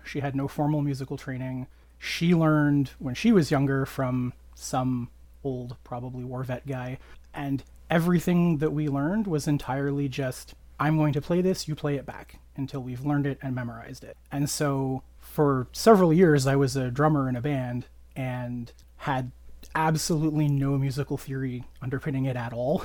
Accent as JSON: {"language": "English", "country": "Canada", "said": "I am a Canadian"}